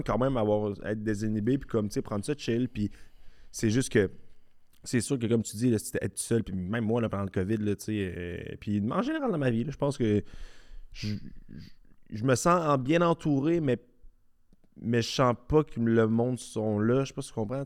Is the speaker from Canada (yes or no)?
yes; Charny, Quebec, Canada; on a grandi ensemble à Charny